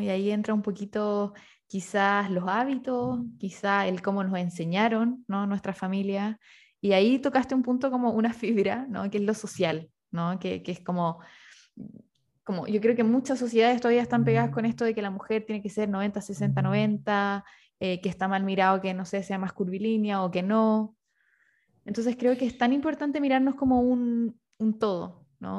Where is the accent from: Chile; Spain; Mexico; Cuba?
Chile; Rancagua, O'Higgins; moved away; also born or lived in Santiago; yo soy de Rancagua y me tocó vivir en Santiago